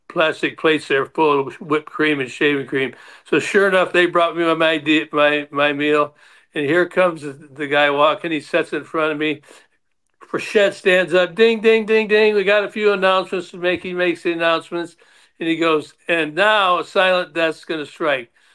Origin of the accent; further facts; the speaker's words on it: Detroit, Michigan, United States; the Tigers, because that was my hometown.